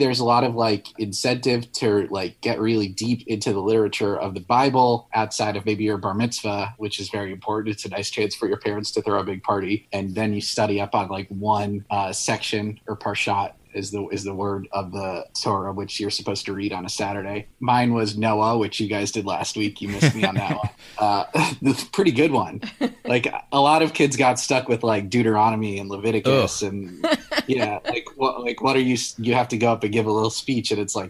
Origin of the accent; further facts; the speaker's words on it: New York, United States; I'm from New York